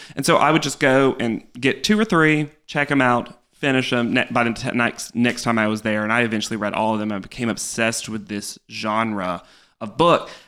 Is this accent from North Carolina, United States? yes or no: yes; North Carolina, United States; moved away as an adult; now in New York, United States; I grew up in North Carolina my entire life.